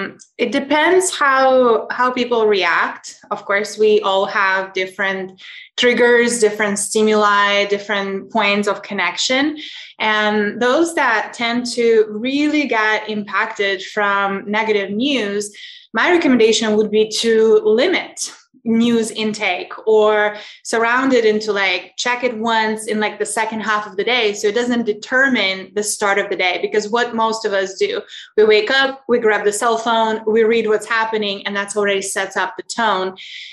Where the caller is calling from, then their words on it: Lisbon, Portugal; I'm calling in from Portugal, Lisbon.